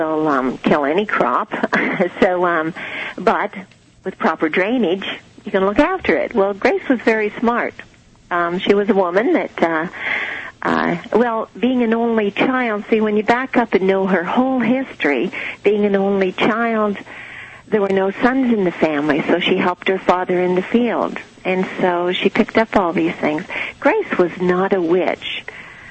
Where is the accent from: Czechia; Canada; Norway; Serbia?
Canada; now in Virginia Beach, United States; when I first came to this country, I'm a Canadian